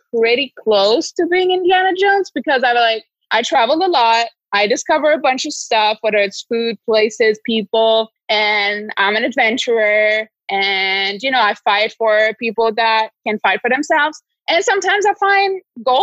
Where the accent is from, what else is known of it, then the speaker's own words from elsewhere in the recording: Toulouse, Occitania, France; moved away as an adult; also born or lived in New York, United States; now in Miami Beach, United States; I'm French. I was born in Toulouse, south of France, and I now live in Miami Beach